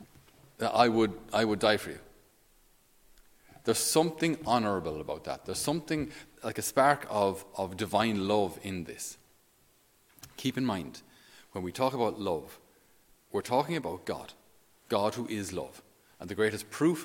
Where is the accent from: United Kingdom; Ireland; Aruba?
Ireland; especially as Irish